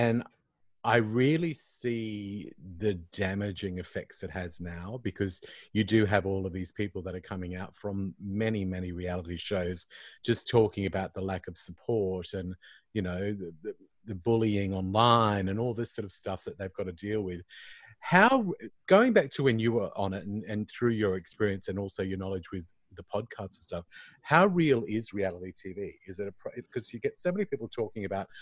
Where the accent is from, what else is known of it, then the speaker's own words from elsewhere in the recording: Queensland, Australia; I'm a Queenslander too